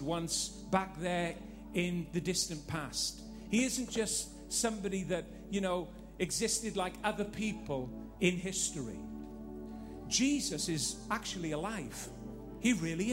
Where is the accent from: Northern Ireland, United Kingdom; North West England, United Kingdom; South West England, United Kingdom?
Northern Ireland, United Kingdom; Living in Northern Ireland, growing up in Northern Ireland